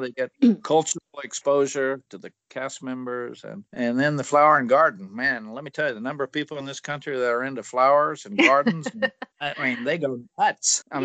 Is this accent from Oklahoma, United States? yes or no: yes; Ardmore, Oklahoma, United States; moved away as an adult; now in Orlando, United States; the town I grew up in in Ardmore, Oklahoma